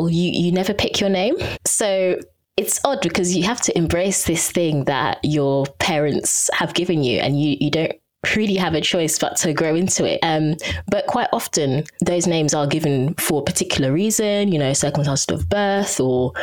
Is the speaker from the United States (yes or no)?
no; Southend-on-Sea, East of England, United Kingdom; first language English; I grew up in Southend.